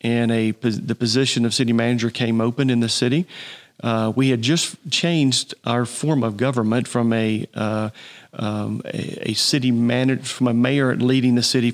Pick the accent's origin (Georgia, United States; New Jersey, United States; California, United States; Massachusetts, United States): Georgia, United States; Hog Mountain area, Gwinnett County; that's where I grew up in the Hog Mountain area